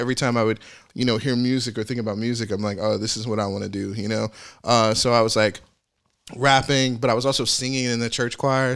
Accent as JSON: {"language": "English", "region": "Arkansas", "country": "United States", "moved": "yes", "said": "I'm from Arkansas."}